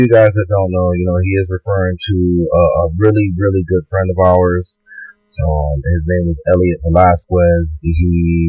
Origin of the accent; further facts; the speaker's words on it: New York City, New York, United States; New York City, Boogie Down Bronx. You know, that's where we're from. Me and, Private First Class Pantojas, we both grew up together.